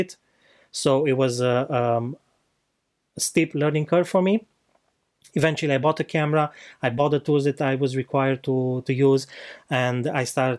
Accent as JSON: {"language": "English", "country": "Romania", "moved": "yes", "said": "I'm not from here, I'm from Romania. So back in Romania, I spent most of my life"}